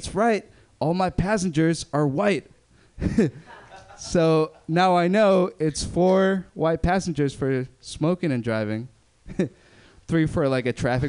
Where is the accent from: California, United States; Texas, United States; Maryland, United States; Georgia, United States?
California, United States; Berkeley; I grew up in Berkeley